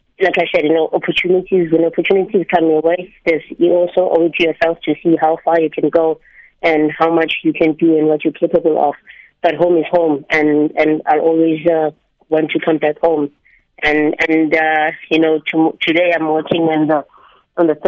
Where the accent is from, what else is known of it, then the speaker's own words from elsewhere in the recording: South Africa; I'm South African. My roots are there